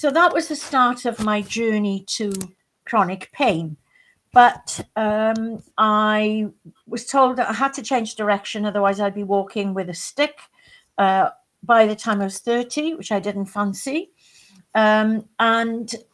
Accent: West Wales, United Kingdom; also born or lived in Belgium; I grew up in West Wales

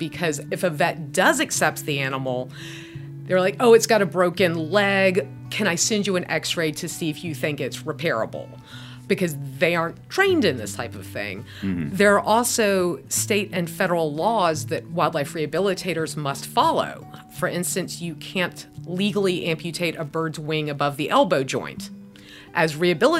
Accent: Atlanta area, Georgia, United States; born or raised there

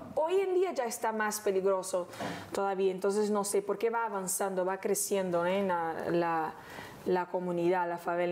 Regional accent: Rio de Janeiro, Brazil; Spanish is a second language; vivíamos en una casita en Honorio, Gugel, que toma el nombre de la serie, que es el lugar donde yo nací

